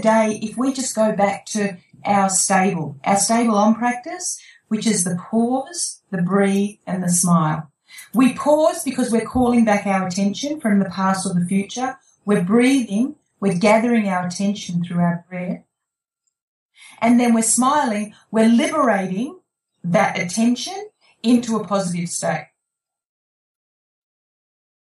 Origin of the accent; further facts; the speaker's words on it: Australia; I'm an Aussie